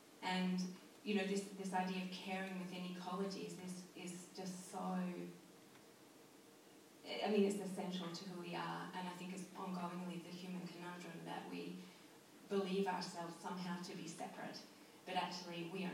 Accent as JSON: {"language": "English", "region": "Scotland", "country": "United Kingdom", "moved": "yes", "said": "I feel more connected to this place than I've ever felt to anywhere in my life, and I immigrated from Scotland."}